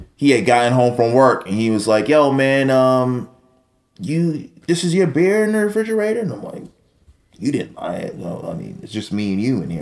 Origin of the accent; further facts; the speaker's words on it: New York City, New York, United States; growing up in New York City, growing up in Brooklyn